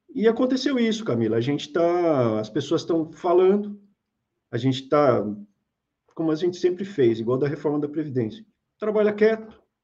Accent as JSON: {"language": "Portuguese", "region": "São Paulo", "country": "Brazil", "tie": "born or raised there", "said": "a gente é de São Paulo. A gente é nascido em São Paulo"}